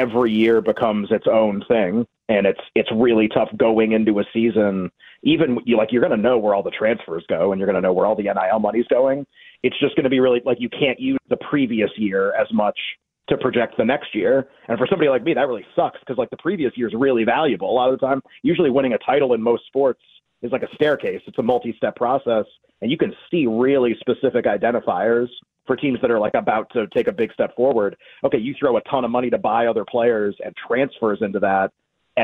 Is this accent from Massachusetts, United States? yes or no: yes; Massachusetts, United States; I grew up in Massachusetts. That's where we moved there when I was a couple of years old.